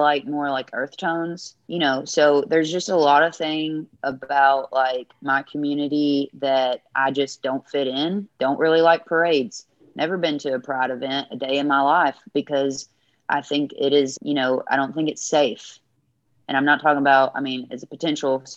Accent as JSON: {"language": "English", "region": "the South", "country": "United States", "said": "As a queer woman in the genre I am and from the South"}